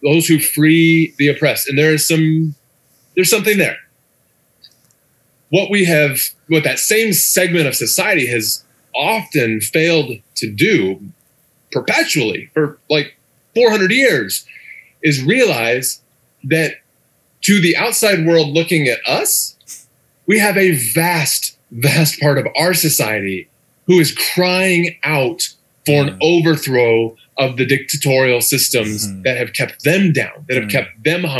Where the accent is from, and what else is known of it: United States; moved away as an adult; now in Iraq